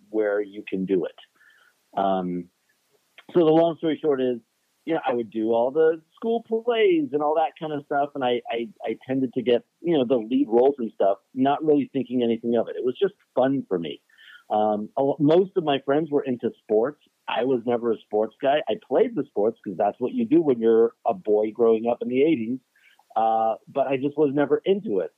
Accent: Los Angeles, California, United States; I was born and raised in Los Angeles

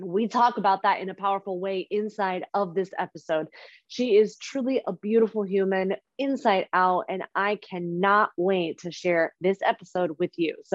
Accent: Mountain View, California, United States; moved away as an adult; also born or lived in San Francisco; now in New York, United States; I actually lived in San Francisco. I'm from the Bay Area. I'm from Mountain View.

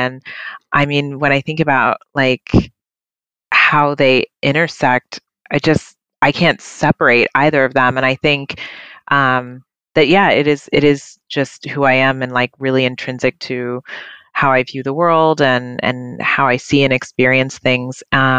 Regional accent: Seattle, Washington, United States; I grew up in Seattle

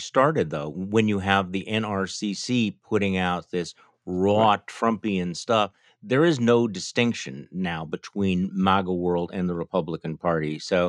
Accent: Wisconsin, United States; I'm from Wisconsin

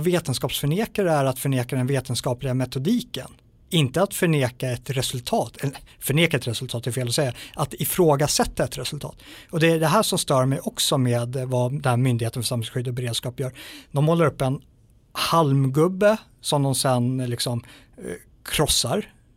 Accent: Sweden; som svensk

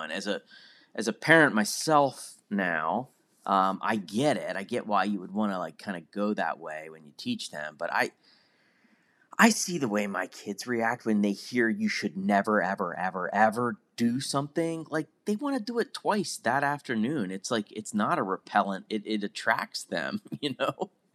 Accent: Pennsylvania, United States; I was a kid growing up in Pennsylvania

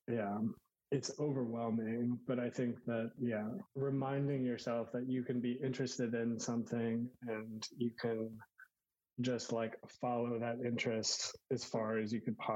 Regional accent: Houston, Texas, United States; I grew up in Texas, in Houston

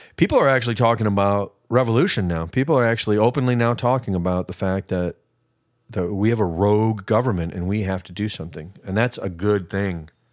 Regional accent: United States; I'm an American

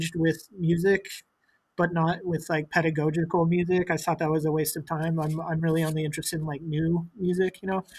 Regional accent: Boise, Idaho, United States; now in New York, United States; I'm from Boise, Idaho. I was born there

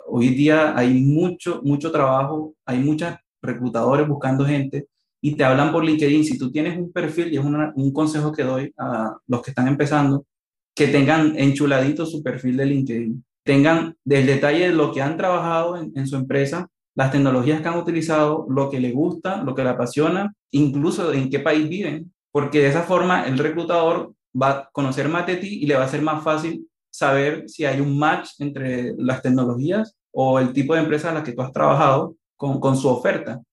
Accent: Barranquilla, Atlántico, Colombia; moved away as an adult; also born or lived in Chile; yo soy de Colombia, de Barranquilla, una ciudad que queda en la costa atlántica de Colombia

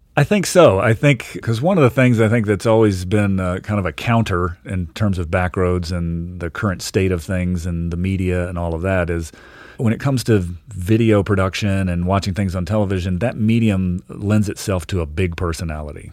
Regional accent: Richmond, Virginia, United States; now in Montana, United States; I moved around a bit uh, early on, but mainly grew up in Virginia

